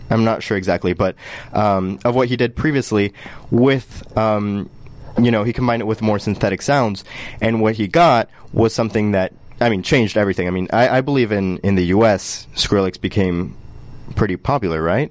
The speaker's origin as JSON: {"language": "English", "country": "Colombia", "tie": "born or raised there", "moved": "yes", "said": "I'm from Colombia"}